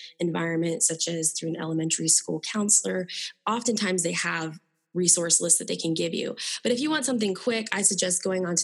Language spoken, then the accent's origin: English; Florida, United States; I'm from Florida